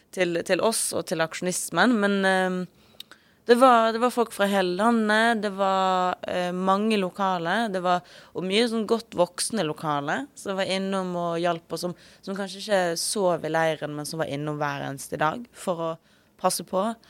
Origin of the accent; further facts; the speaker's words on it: Western Norway, Norway; now in Oslo, Norway; majoritetsnordmann fra Vestlandet